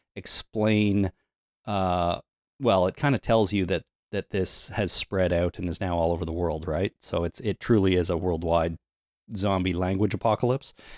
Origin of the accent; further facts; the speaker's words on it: Canada; since we grew up in Canada, we know a little bit of French.